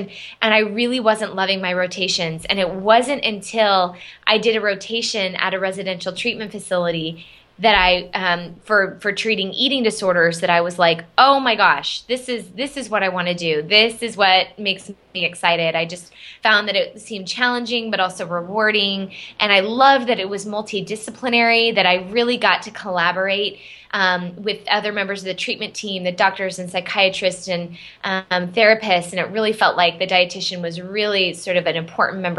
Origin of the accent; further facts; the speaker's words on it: Arizona, United States; moved away as an adult; now in Boston, United States; I grew up in Arizona. My whole family's in Arizona. I live in the Boston area